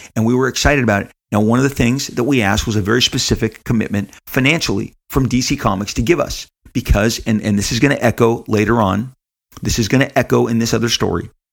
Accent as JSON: {"language": "English", "town": "Los Angeles", "region": "California", "country": "United States", "tie": "born or raised there", "said": "Living in Southern California"}